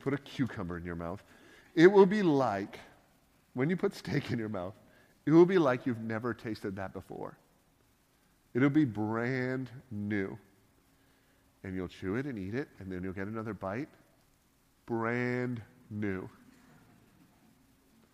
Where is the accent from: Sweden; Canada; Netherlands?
Canada; being a Canadian